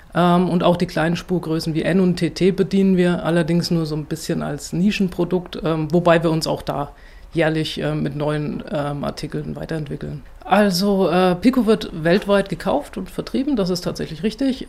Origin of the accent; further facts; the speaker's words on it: Sonneberg, Thuringia, Germany; Ich bin selbst in Sonneberg äh, geboren und aufgewachsen